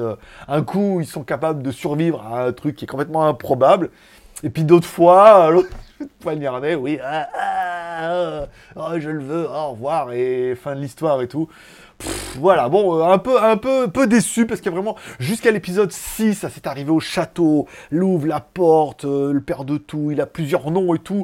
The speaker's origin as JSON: {"language": "French", "country": "France", "moved": "yes", "lives_now": "Thailand", "said": "je suis français"}